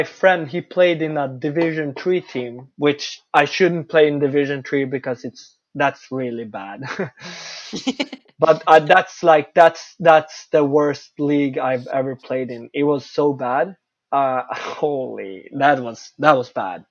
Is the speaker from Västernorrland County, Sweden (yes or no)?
yes; Örnsköldsvik, Västernorrland County, Sweden; English is a second language; moved away; also born or lived in Canada; That's my hometown. It's Örnsköldsvik hockey.